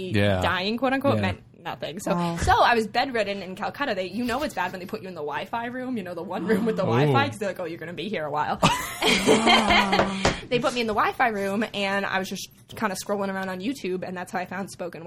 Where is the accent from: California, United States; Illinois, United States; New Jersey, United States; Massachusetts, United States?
Massachusetts, United States; Boston; also born or lived in Ohio; I grew up in Boston, went to school in Ohio, but spent every summer down in D.C.